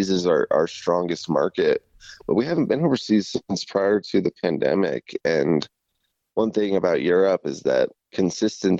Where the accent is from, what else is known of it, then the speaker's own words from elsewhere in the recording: United States; this is, you know, our home country.